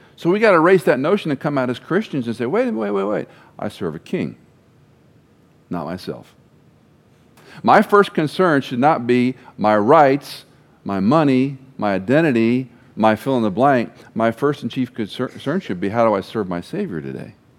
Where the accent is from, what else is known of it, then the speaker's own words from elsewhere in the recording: Texas, United States; growing up in Texas